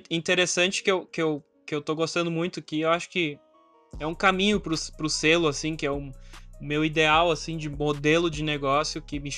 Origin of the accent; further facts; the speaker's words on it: Caxias do Sul, Rio Grande do Sul, Brazil; born there; sou, nasci em Caxias.